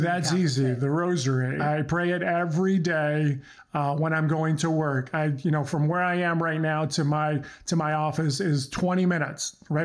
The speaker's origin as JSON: {"language": "English", "country": "United States", "tie": "born or raised there", "first_language": "Croatian", "second_language": "English", "said": "My parents came over from Croatia um, many, many years ago, uh, 1970. I was born here in the States"}